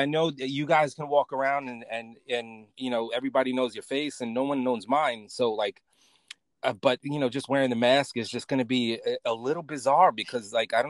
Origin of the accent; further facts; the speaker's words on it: New York City, New York, United States; I may be from Brooklyn